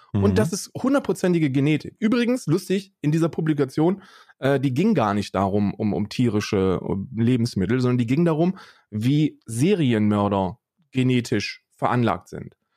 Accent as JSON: {"language": "German", "country": "Germany", "tie": "born or raised there", "said": "ich bin in Deutschland aufgewachsen"}